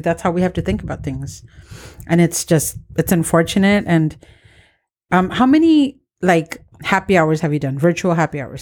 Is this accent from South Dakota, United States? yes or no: no; San Diego, California, United States; Born and raised in Barrio